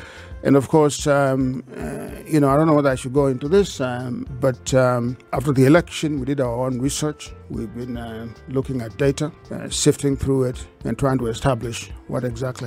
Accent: Kenya; I'm a Kenyan.

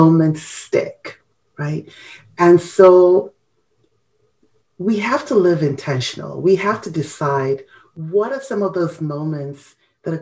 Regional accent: Ghana; our culture, you know, as a Ghanaian

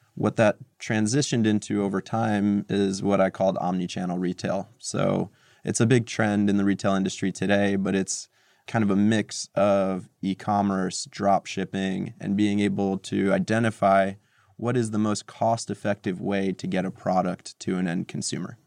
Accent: Montclair, New Jersey, United States; born or raised there; moved away as an adult; also born or lived in Moscow, Russia / New York City; now in New York, United States

